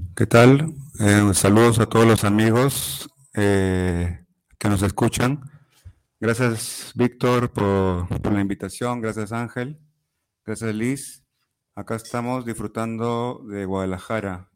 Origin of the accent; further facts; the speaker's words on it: Chiclayo, Lambayeque, Peru; moved away; also born or lived in Lima; soy de Chiclayo, es una ciudad al, al norte de Perú